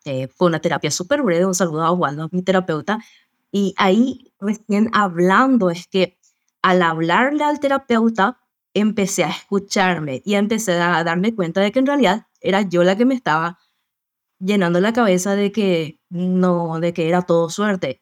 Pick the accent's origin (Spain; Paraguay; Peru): Paraguay; soy también acá de Paraguay